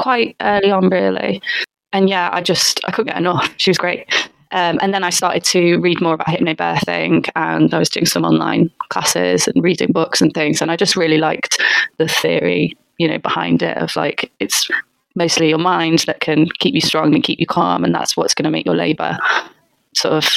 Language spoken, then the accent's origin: English; Liverpool, North West England, United Kingdom; moved away as an adult; now in London, United Kingdom; I'm from Liverpool originally.